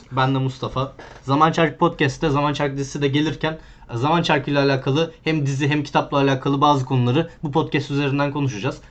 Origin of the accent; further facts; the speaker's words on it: Bursa, Turkey; ben Bursa'daydım